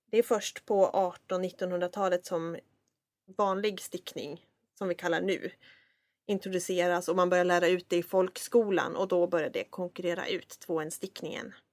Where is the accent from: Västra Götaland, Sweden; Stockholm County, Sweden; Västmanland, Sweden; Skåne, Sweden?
Skåne, Sweden; I mitt issue med min frånvaro av skånska, trots att jag var från Skåne, så, uh